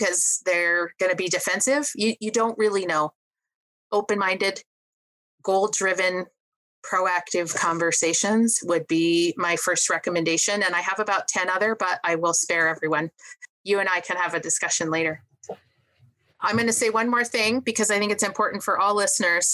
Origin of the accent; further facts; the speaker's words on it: Montana, United States; I'm from Montana, a stone's throw from the Wyoming border